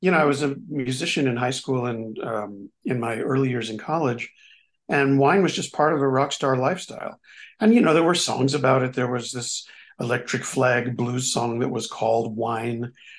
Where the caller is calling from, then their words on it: Rossendale, North West England, United Kingdom; I'm in a home in historic Rossendale. Prestigious historic Rossendale.